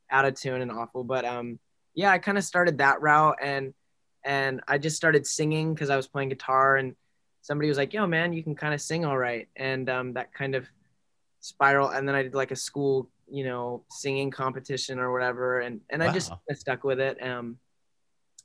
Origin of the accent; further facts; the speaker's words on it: San Marcos, California, United States; I was born and like raised in San Marcos, so a little like more inland North County